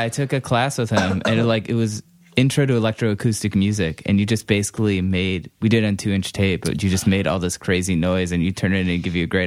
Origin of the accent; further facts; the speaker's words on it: Cleveland, Ohio, United States; moved away; I'm actually from Cleveland originally